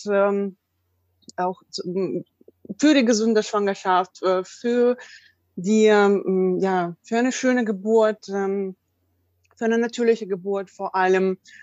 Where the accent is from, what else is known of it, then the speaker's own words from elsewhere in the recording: Russia; now in Germany; ich komme ja auch ursprünglich aus Russland